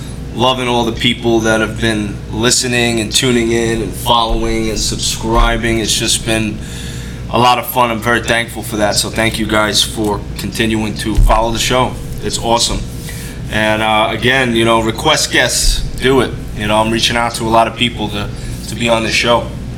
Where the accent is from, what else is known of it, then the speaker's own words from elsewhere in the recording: New York City, New York, United States; I'm from Brooklyn and the R's, I had to really hone in on that R